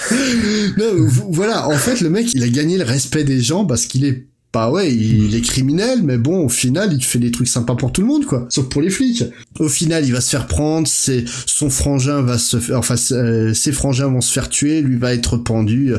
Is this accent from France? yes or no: yes; France; chez nous en France